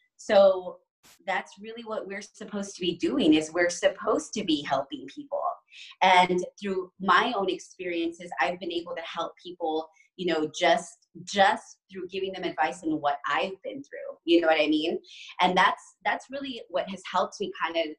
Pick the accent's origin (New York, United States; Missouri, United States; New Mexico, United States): New Mexico, United States; moved away as an adult; also born or lived in Chicago; I was born and raised in New Mexico. And then right after I graduated high school, I moved to Chicago